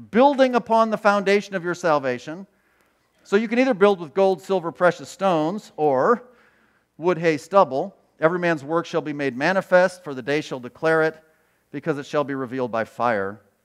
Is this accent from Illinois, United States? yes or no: yes; Chicago, Illinois, United States; I grew up in Chicago